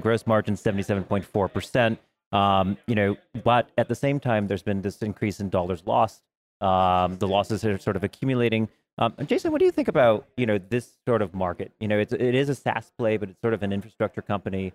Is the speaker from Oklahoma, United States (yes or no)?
no; New York, United States; I'm from New York